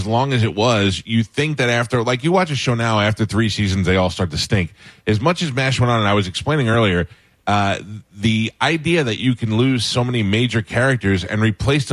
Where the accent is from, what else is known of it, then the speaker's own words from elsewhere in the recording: New York, United States; moved away as an adult; also born or lived in Florida; now in Tampa Bay area, United States; I grew up in New York, but I've been down here since 1989. So I'm officially Floridian now